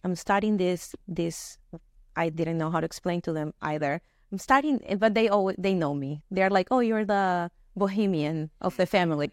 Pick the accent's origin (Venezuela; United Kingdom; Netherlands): Venezuela; moved away as an adult; now in United States; I grew up in Venezuela, born and raised there, uh, moved here to the US uh, 12 years ago uh, after graduating college